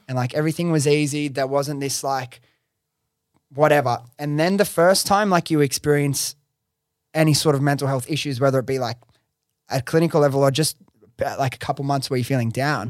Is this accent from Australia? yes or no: yes; Sydney, New South Wales, Australia; I'm from Sydney, I love all my friends and family that I grew up